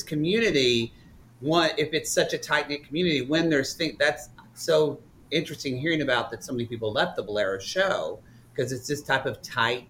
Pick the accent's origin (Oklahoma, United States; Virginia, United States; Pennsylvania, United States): Oklahoma, United States; moved away; also born or lived in Texas; I'm from Oklahoma